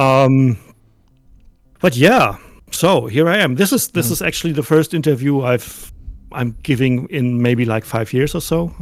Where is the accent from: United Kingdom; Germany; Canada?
Germany; I'm I'm, I'm from Germany